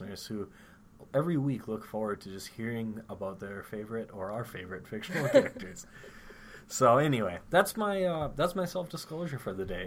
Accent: Minnesota, United States; now in North Dakota, United States; I'm from Minnesota originally

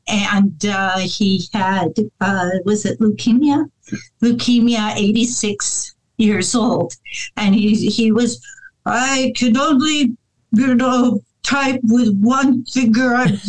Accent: Hollywood, California, United States; born there; I'm a city girl. {S1} Okay. {S2} I was born in Southern California, Hollywood.

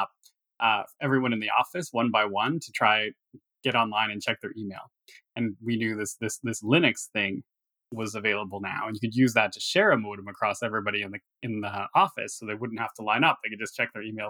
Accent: Thunder Bay, Ontario, Canada; moved away; I was born in Thunder Bay, Ontario, which is pretty far north. And it's about a 4-hour drive from anywhere, even significantly sized. So it was quiet. I had a quiet upbringing in the outskirts of this city

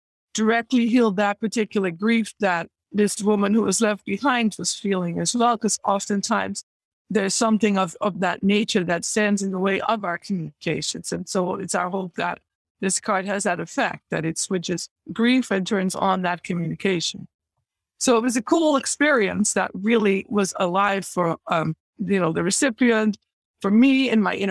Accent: Netherlands; moved away as an adult; I am originally from the Netherlands

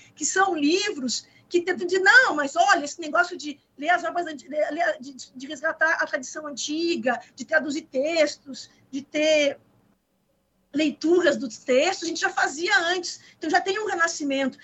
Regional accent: Gaúcha, Rio Grande do Sul, Brazil; moved away as an adult; also born or lived in Rio de Janeiro; now in Pernambuco, Brazil; Eu moro em Pernambuco. Eu sou gaúcha, eu sou carioca

